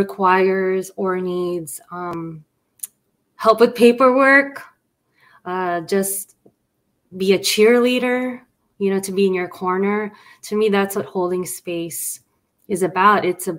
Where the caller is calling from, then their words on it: Los Angeles, California, United States; And I'm streaming from Los Angeles, California in the west side.